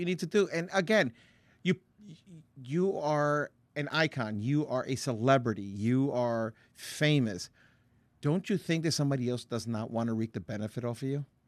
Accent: Paterson, New Jersey, United States; I grew up in Patterson.

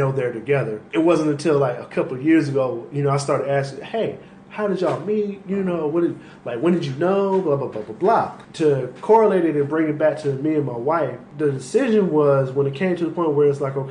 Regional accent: Jacksonville, Florida, United States; I'm from Jacksonville

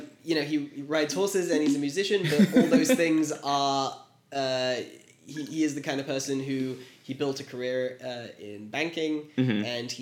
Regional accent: Bornem, Flanders, Belgium; I was born in Belgium, mm-hmm. In a small town outside of Antwerp called Bornem.

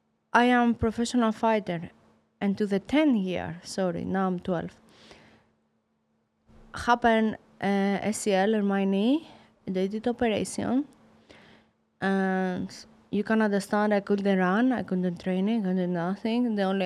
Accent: Sparta, Peloponnese, Greece; English is a second language; moved away as an adult; also born or lived in Germany / England / Mexico; now in United States; I come from Sparta. I go Germany to start my professional boxing. After I go in England, after I go in Mexico, now in America.

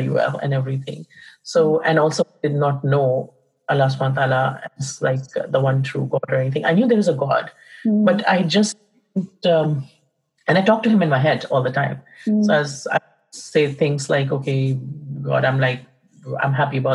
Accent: India; also born or lived in England; now in Canada; I was born in India in a Hindu family, and I've lived in India. I lived in England for a bit, and now I'm in Canada at the moment.

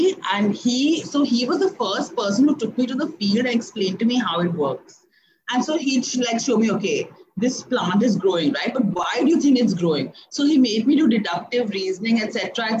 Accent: Delhi, India; moved away as an adult; also born or lived in Pune; I actually grew up in Delhi

